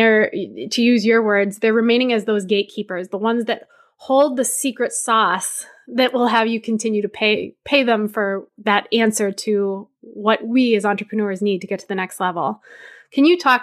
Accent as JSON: {"language": "English", "region": "New Hampshire", "country": "United States", "tie": "born or raised there", "said": "I grew up in New Hampshire"}